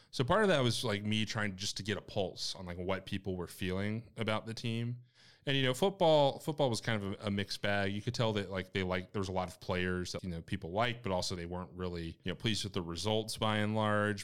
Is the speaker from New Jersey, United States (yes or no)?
no; Winston-Salem, North Carolina, United States; moved away as an adult; now in Murfreesboro, United States; I'm from Winston-Salem, so our local affiliate's the High A for the White Sox